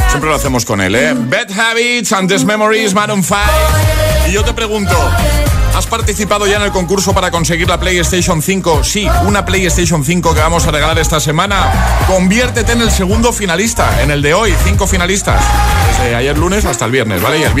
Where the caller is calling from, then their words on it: Granada, Andalusia, Spain; buenos días, agitadores. Soy … de Granada.